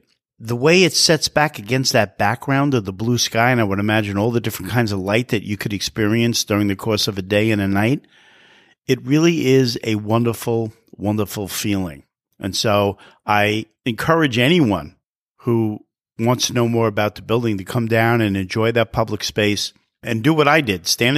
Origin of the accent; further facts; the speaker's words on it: New York City, New York, United States; also born or lived in Manhattan; And I was born in Long Island City, so I am a native New Yorker.